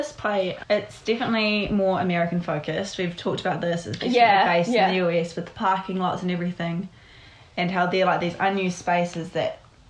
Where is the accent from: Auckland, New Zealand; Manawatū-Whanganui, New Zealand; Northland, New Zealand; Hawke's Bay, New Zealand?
Hawke's Bay, New Zealand; now in Wellington, New Zealand; I'm from Hawke's Bay, which is a lot smaller and a lot more spread out.